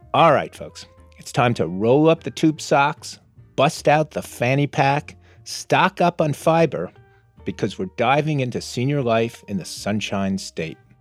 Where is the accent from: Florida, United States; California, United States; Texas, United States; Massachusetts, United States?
Florida, United States; Coral Gables; I grew up in Karl Gables, outside of Miami